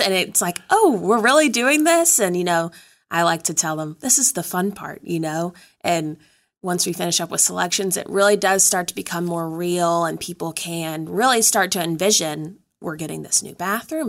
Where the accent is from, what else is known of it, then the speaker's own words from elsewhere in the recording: Danville, Virginia, United States; moved away; I'm originally from Danville, Virginia